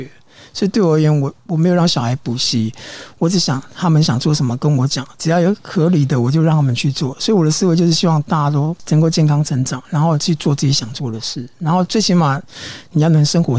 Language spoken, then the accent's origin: Chinese; Taiwan; 有有些英文老歌，然后有些就是民歌啊，然后有早期的台湾民谣。啊，本身我是客家人，我也会唱一些客家歌哦。